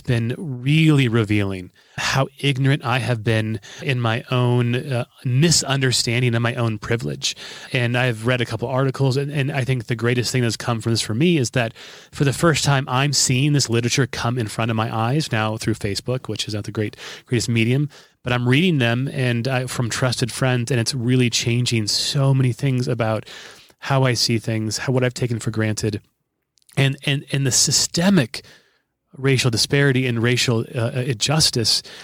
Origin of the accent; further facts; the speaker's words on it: Omaha, Nebraska, United States; just in Omaha a couple days ago, which is my hometown.